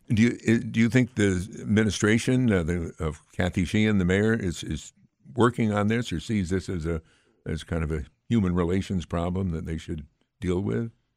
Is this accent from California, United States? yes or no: no; Amsterdam, New York, United States; Amsterdam is my hometown